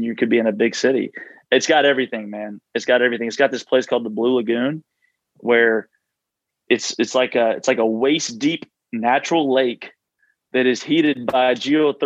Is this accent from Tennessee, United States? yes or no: yes; Nashville, Tennessee, United States; I'm from Nashville